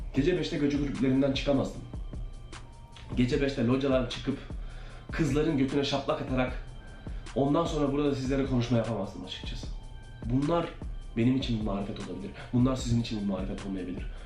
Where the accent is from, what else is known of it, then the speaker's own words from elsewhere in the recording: Turkey; moved away as an adult; now in United States; Türkiye'den taşındım, kendi tek başıma yaşadım.